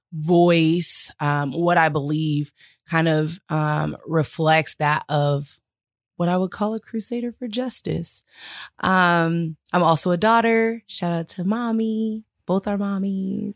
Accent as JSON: {"language": "English", "region": "California", "country": "United States", "said": "we're also from California"}